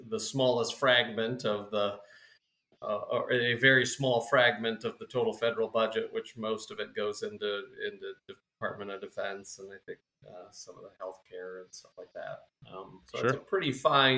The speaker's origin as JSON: {"language": "English", "region": "Minnesota", "country": "United States", "moved": "yes", "lives_now": "South Dakota, United States", "said": "Minnesota originally, and now we're based in South Dakota."}